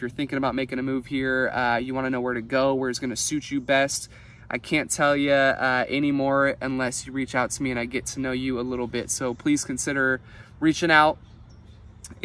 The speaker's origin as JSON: {"language": "English", "town": "Santa Rosa", "region": "California", "country": "United States", "tie": "born or raised there", "said": "I was born and raised here in Sonoma County. I'm just used to it. Like, my whole life lived in Santa Rosa, absolutely loved it."}